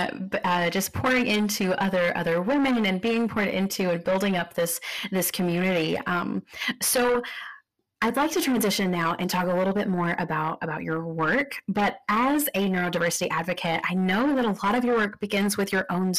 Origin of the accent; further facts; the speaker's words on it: Texas, United States; now in Kentucky, United States; you're an import like myself. So I'm originally from Texas